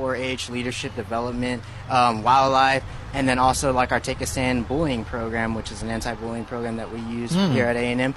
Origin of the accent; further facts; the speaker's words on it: Austin, Texas, United States; I'm from Austin, Texas